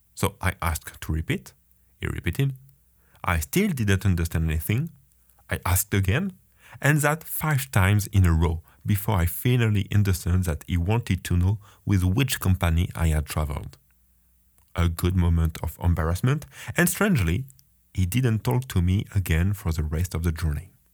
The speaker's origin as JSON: {"language": "English", "country": "France", "second_language": "English", "moved": "as an adult", "lives_now": "Baltimore, United States", "said": "You may have heard I'm French, and I have been an international student at Johns Hopkins University for three months"}